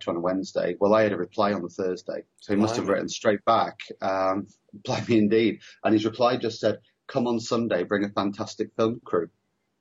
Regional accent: Preston, North West England, United Kingdom; I grew up in the Northwest as well. I grew up in Preston

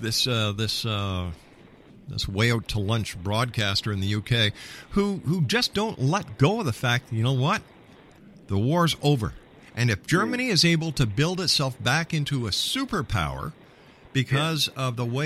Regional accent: Canada; I'm a Canadian

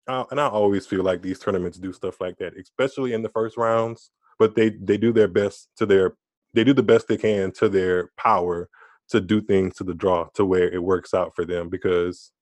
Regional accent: Louisiana, United States; I'm from Louisiana

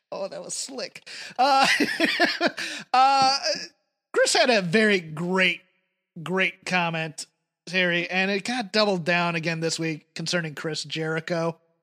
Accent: United Kingdom; now in United States; as a Brit

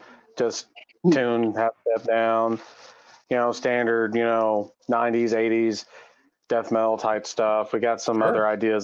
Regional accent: Nashville, Tennessee, United States; moved away as an adult; now in Fort Wayne, United States; I'm originally from Tennessee, Nashville.

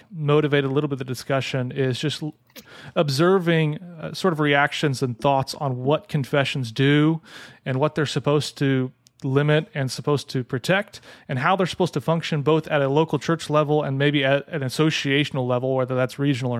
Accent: Illinois, United States; now in North Carolina, United States; I grew up in Illinois, but not near Chicagoland

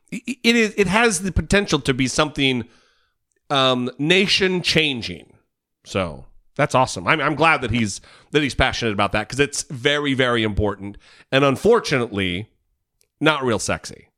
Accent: Idaho, United States; moved away; we're both from Idaho

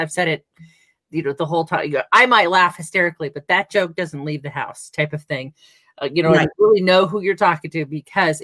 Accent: Southern California, United States; moved away as an adult; now in Albuquerque, United States; I'm from Southern California, born and raised

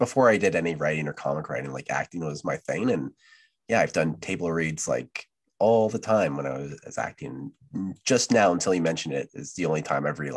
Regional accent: Canada; So I'm Canadian.

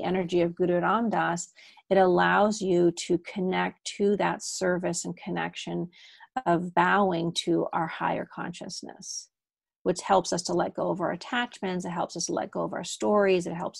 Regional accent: Germany; accent: German; first language German; also born or lived in Amsterdam, Netherlands; even though I speak English very well, German is actually my first language. I was born in Amsterdam. I spoke Dutch and English. And then I moved to Germany when I was 3 and a half, and I picked up German instantly.

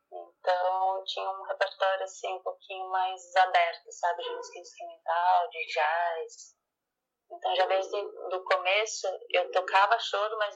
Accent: Florianópolis, Santa Catarina, Brazil; now in São Paulo, Brazil; Então, eu sou de Florianópolis, né?

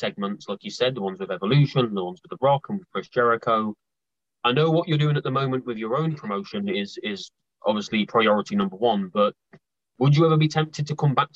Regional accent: United Kingdom; as a British wrestling fan

